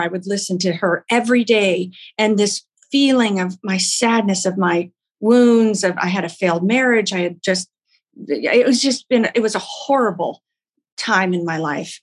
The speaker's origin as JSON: {"language": "English", "region": "Oklahoma", "country": "United States", "moved": "yes", "said": "I'm from Oklahoma originally."}